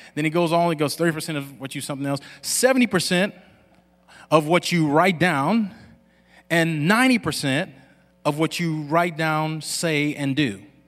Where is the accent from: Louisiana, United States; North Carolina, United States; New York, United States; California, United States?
Louisiana, United States; Lafayette; I grew up in Lafayette, Louisiana